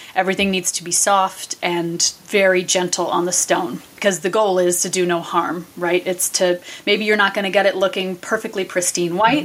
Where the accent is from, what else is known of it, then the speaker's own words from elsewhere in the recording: New England, United States; now in Vermont, United States; I am born and raised in New England where there's a cemetery, you know, every hundred feet or so.